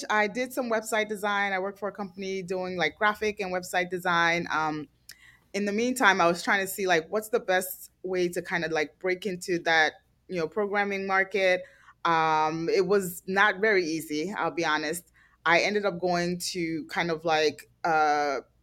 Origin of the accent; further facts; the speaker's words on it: New Jersey, United States; also born or lived in Nigeria; I grew up in New Jersey, kind of like a very white town